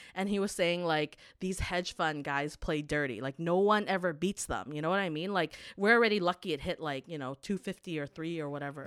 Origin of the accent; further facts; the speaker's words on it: Canada; growing up in Canada